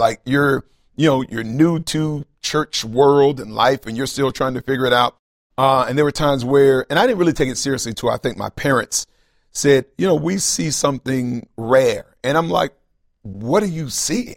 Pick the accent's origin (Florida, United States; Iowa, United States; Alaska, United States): Florida, United States; Tallahassee; I grew up in Tallahassee, Florida. Uh, that's kind of where I was born and raised